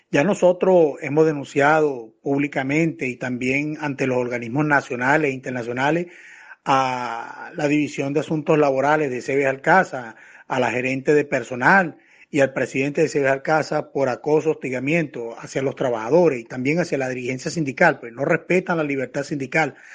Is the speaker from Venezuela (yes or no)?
yes; Venezuela; Vale, nosotros somos venezolanos. La cédula de nosotros dice venezolano